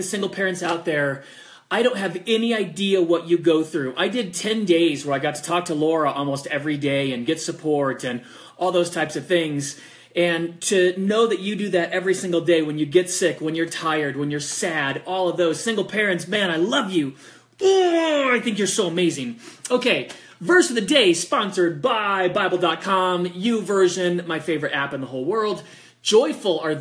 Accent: California, United States; now in Colorado Springs, United States; I'm from California

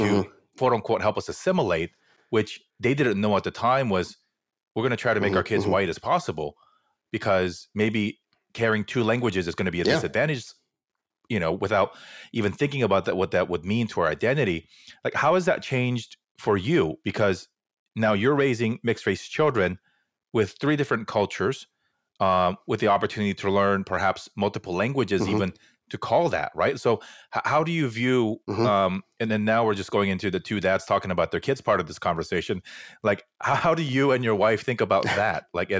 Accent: Fullerton, California, United States; I grew up in Fullerton, right? It's super Korean.

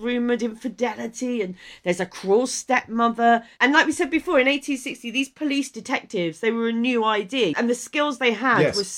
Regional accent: Maidstone, South East England, United Kingdom; I grew up in Maidstone, so she when I was growing up, she was our local MP

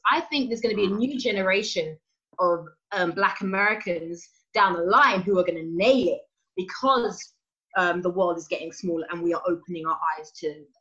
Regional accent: United Kingdom; especially when you go out to the states as a British actor

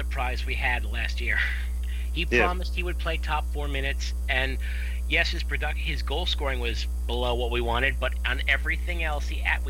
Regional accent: Texas, United States; nah, I'm from South Texas, actually.

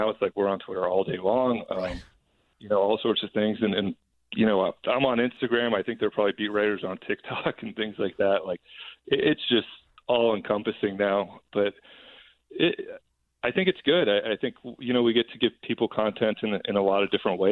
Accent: South Bay, San Francisco Bay Area, California, United States; I'm from the Bay Area. I grew up in the South Bay.

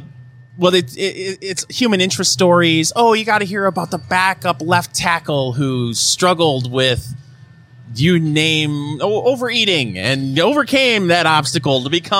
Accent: Michigan, United States; moved away; I'm from Michigan originally.

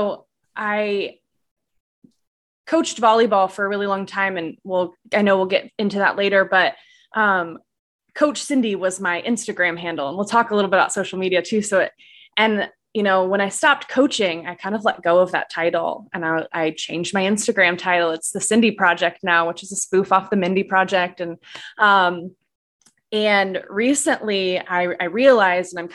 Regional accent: Indiana, United States; also born or lived in North Carolina; I moved from North Carolina back to Indiana, which is my home state

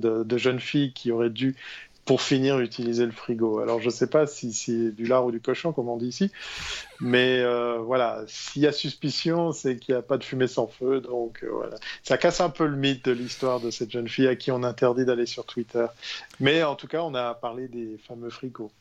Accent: Switzerland; En tant que bon Suisse

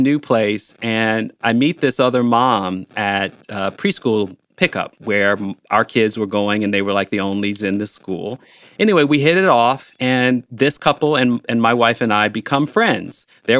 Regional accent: Chicago, Illinois, United States; now in Bloomington, United States; I grew up in Chicago. But we moved to Bloomington, Indiana, which is about 4% black.

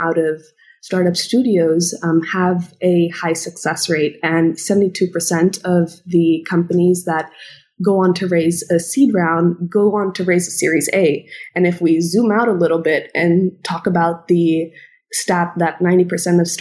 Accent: Indonesia; moved away as an adult; now in Los Angeles, United States; I'm originally from Indonesia. I was born and brought up there, and I'm ethnically Indian

